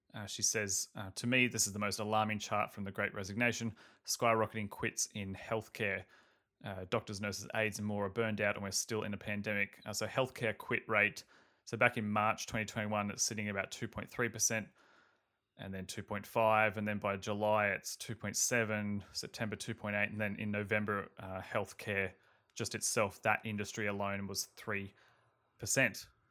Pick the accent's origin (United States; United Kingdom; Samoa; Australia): Australia; I'm Australian